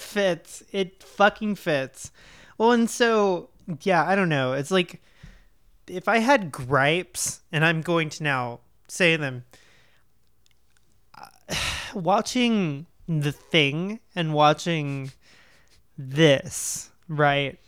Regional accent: Oklahoma, United States; I am from Oklahoma

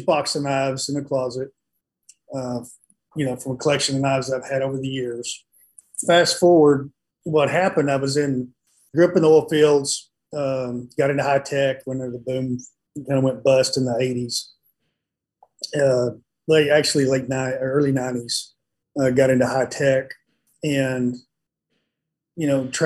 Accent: West Texas, United States; I was growing up in West Texas

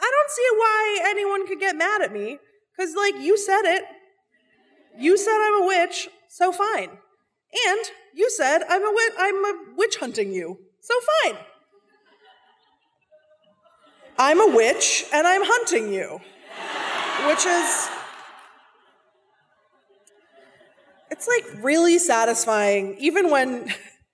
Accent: Seattle, Washington, United States; I'm from Seattle. I'm from Seattle. My parents are from Seattle. We all went to the same high school, not at the same time. And growing up in Seattle

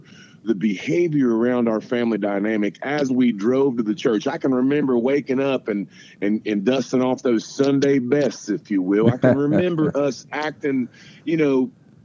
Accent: Barboursville, West Virginia, United States; growing up in Barbersville, you know, West Virginia.

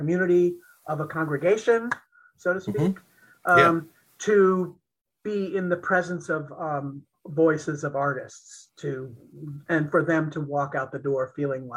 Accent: United States; growing up in Eisenhower, America, as a little gay boy

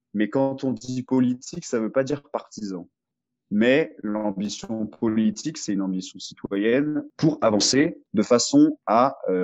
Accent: France; also born or lived in Marseille; chez nous, en France

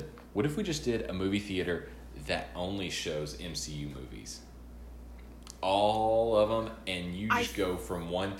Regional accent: Arkansas, United States; I'm from Arkansas

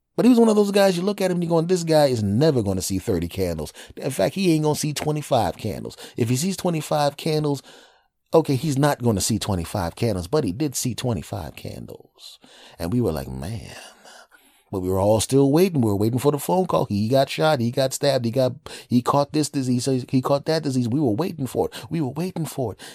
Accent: Villanova, Pennsylvania, United States; moved away; my hometown of Villanova, uh, in, in Philadelphia

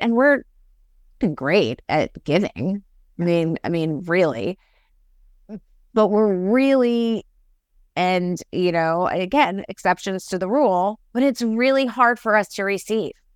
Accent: New York, United States; I'm from New York

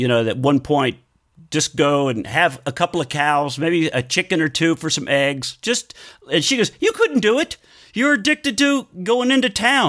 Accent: Conroe, Texas, United States; also born or lived in Oklahoma; Originally, I was born in Oklahoma, but I grew up in Texas. Most of my life, Texas.

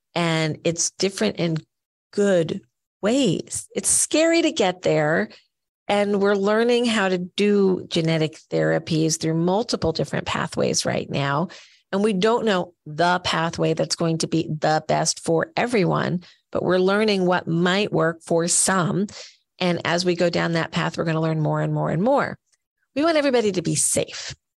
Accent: Rockaway, New Jersey, United States; I'm just this little kid living in Rockaway, New Jersey

